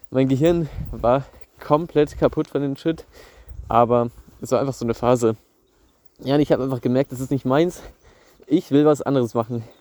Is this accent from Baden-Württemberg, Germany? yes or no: no; Bavaria, Germany; Bei uns in Bayern ist es so, dass du auch noch ein Praktikum machen musst in der FOS.